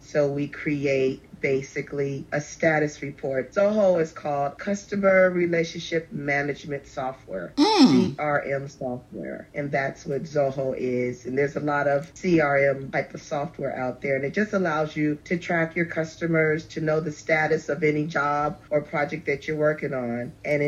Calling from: Los Angeles, California, United States; I'm calling from Los Angeles, California, where I reside.

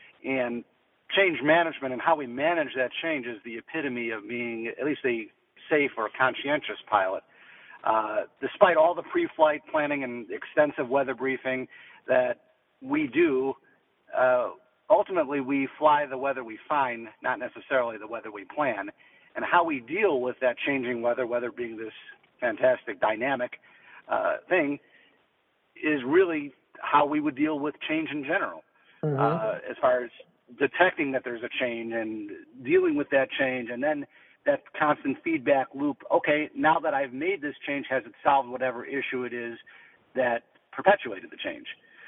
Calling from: Chicago, Illinois, United States; From the Windy City in Chicago.

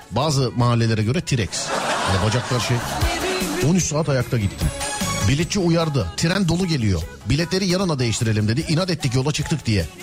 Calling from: Bursa, Turkey

